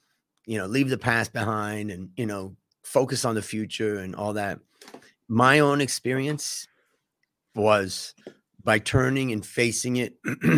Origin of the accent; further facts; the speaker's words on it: Cleveland, Ohio, United States; But I grew up in Cleveland, Ohio, and kind of, let's say, a Midwestern life.